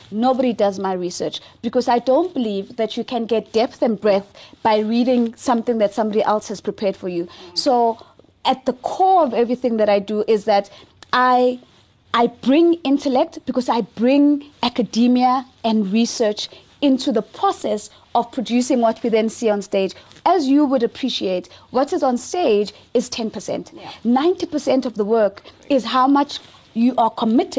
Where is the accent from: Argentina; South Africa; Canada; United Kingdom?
South Africa; I am unapologetically African first and foremost. I don't care for being South African